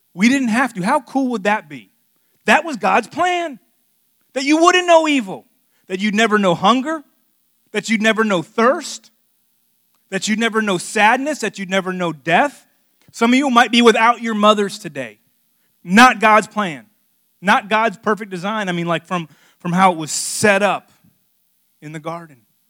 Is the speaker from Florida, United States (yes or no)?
yes; Miami, Florida, United States; moved away; I'm from South Florida. I grew up in Miami